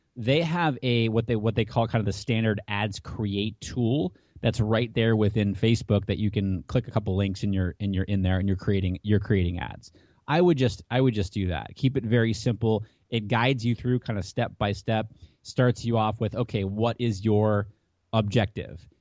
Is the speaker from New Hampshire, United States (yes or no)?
yes; Hampton, New Hampshire, United States; I grew up in Hampton, New Hampshire.